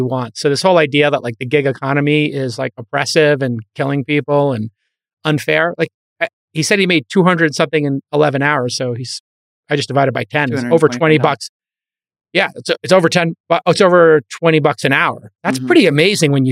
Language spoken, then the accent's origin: English; New York City, New York, United States; I'm from Brooklyn